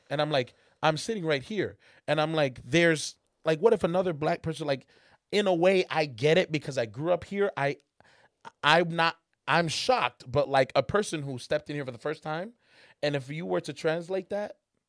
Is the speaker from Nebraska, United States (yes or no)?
no; Charlotte, North Carolina, United States; I grew up in Charlotte, North Carolina.